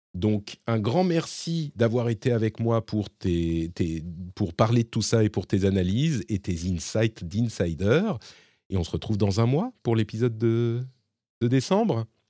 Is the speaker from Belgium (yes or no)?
no; France; chez nous, en France